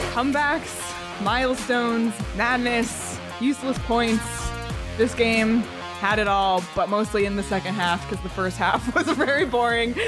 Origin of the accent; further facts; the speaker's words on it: Toronto, Ontario, Canada; I'm from Toronto.